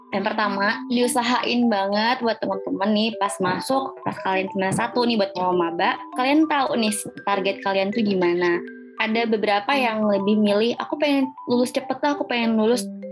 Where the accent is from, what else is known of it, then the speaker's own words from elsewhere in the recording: Sumatra, Indonesia; moved away as an adult; now in Bandung, Indonesia; aku dari Sumatera